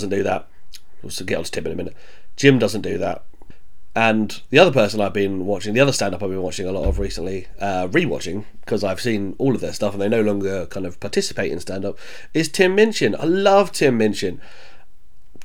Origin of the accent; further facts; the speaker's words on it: Croydon, London, United Kingdom; also born or lived in Bromley; I grew up in South London, Croydon, spent a lot of time in Bromley as well.